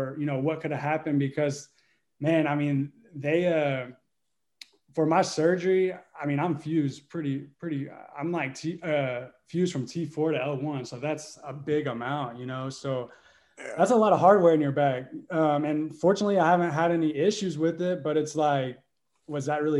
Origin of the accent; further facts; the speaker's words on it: Burleson, Texas, United States; I am from Texas, just outside of Fort Worth, and from Burleson, Texas